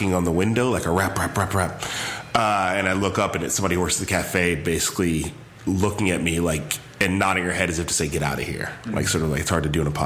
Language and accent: English; Chicago, Illinois, United States; moved away as an adult; also born or lived in Palo Alto, California; now in Bay Area, United States; From Chicago.